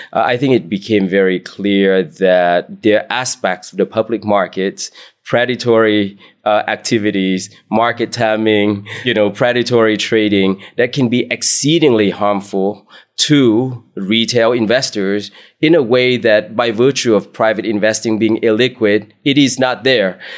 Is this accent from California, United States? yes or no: yes; Bay Area, California, United States; So I grew up in the Bay oh, Area